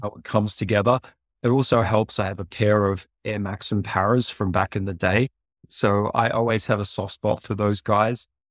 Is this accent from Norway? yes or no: no; Australia; moved away as an adult; also born or lived in Africa / Asia; now in United States; I'm from a town of fifty people in Australia